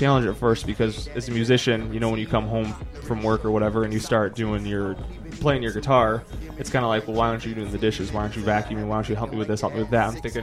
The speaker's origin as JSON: {"language": "English", "town": "Plainfield", "region": "Illinois", "country": "United States", "said": "I'm from Plainfield"}